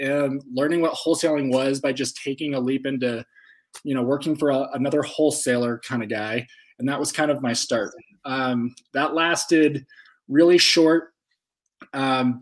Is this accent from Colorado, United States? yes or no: yes; Fort Collins, Colorado, United States; now in Colorado Springs, United States; I'm from Fort Collins, Colorado, born and raised.